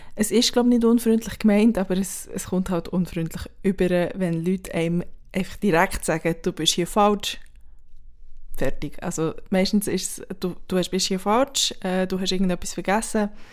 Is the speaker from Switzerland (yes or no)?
yes; Switzerland; now in Berlin, Germany; Ich als Schweizerin